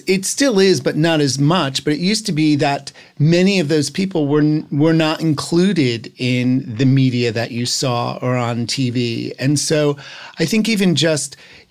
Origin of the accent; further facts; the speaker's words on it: New Jersey, United States; I'm from New Jersey.